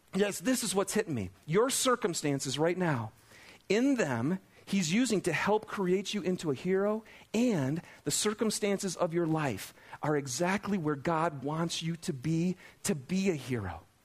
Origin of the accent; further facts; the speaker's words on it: Lapeer, Michigan, United States; now in Salt Lake City, United States; I grew up in Lapeer, Michigan